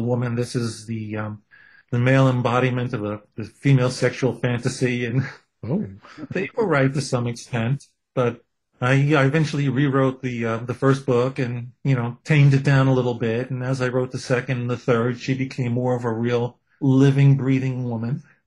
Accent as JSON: {"language": "English", "town": "New York City", "region": "New York", "country": "United States", "tie": "born or raised there", "said": "I'm a kid from Brooklyn with a Jewish heritage"}